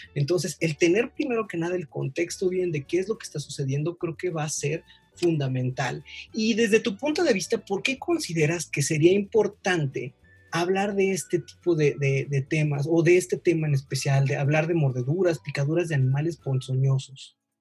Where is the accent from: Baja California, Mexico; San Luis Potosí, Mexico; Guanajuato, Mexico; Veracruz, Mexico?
Veracruz, Mexico; also born or lived in Chihuahua; now in Mexico City, Mexico; soy de Veracruz, eh, tengo la oportunidad de vivir en Ciudad de México, también he vivido en, Chihuahua, viví tres años